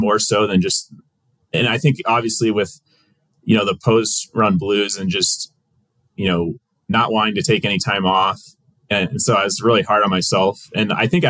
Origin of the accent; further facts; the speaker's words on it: Boone, Iowa, United States; moved away as an adult; also born or lived in Lincoln, Nebraska / Brunswick, Ohio; my hometown of Boone, Iowa